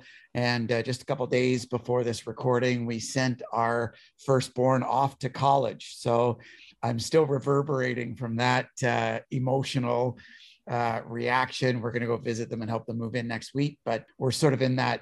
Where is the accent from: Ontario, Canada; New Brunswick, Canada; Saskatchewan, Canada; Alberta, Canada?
Ontario, Canada; Niagara region; also born or lived in Toronto; I'm born and raised in the Niagara region of Ontario, Canada, and have been kind of a Niagara kid all my life